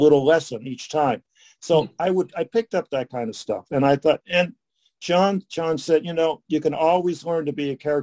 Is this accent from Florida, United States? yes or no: no; Pittsburgh, Pennsylvania, United States; moved away; I grew up in Highland Park, East Liberty Highland Park